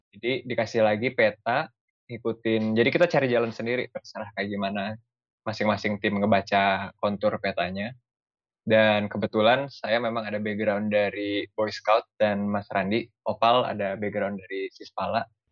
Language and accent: Indonesian; Indonesia; moved away; saya datang dari Indonesia kan kita mayoritas Muslim